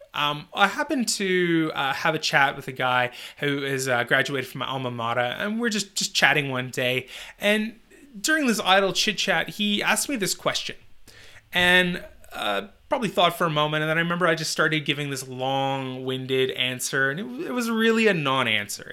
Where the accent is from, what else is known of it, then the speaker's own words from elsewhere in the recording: Northern Canada, Canada; a job delivering newspapers in my hometown in Northern Canada